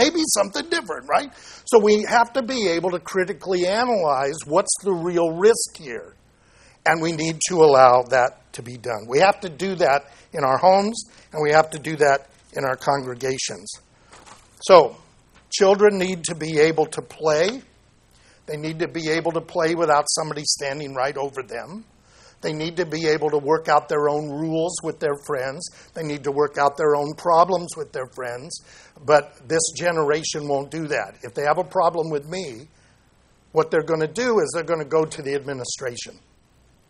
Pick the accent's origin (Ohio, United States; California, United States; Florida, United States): California, United States; Santa Ana; I grew up in Santa Ana